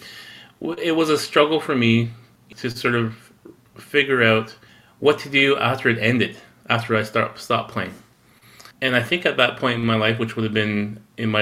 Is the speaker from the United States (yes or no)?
no; Six Nations of the Grand River, southern Ontario, Canada; now in Winnipeg, Canada; I'm actually a Kanien’keha person or a Mohawk person, originally from the Six Nations of the Grand River in southern Ontario